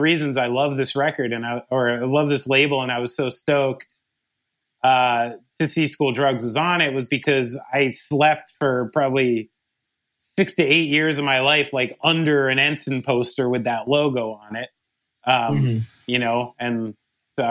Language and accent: English; New Jersey, United States; I'm a drummer from New Jersey